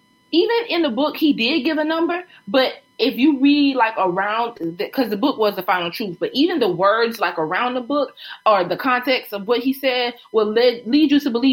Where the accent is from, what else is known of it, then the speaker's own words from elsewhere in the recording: Myrtle Beach, South Carolina, United States; When I was growing up in Myrtle Beach